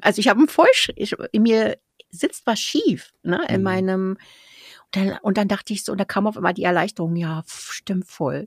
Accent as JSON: {"language": "German", "region": "Berlin", "country": "Germany", "said": "ich als Berliner"}